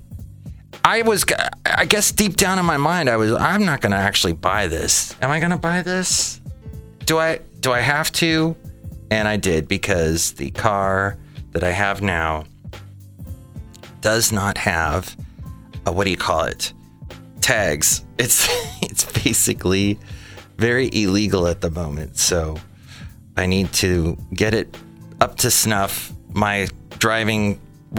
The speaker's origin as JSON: {"language": "English", "area": "Ventura County", "region": "California", "country": "United States", "tie": "born or raised there", "said": "I remember Lake Piru very well growing up in Ventura County"}